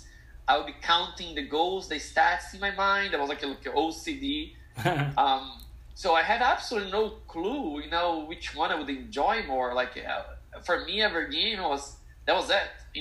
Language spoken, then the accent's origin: English; Brazil; moved away as an adult; now in United States; I grew up in Brazil, playing soccer and futsal, both at the same time